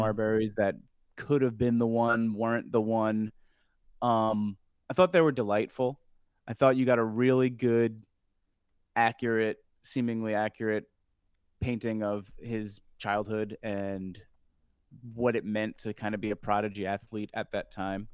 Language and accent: English; New York, United States; I'm from New York